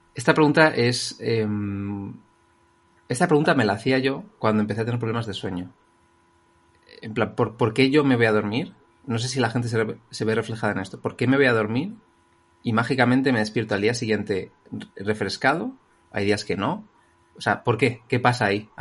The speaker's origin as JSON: {"language": "Spanish", "town": "Madrid", "region": "Community of Madrid", "country": "Spain", "said": "soy un chico de Madrid"}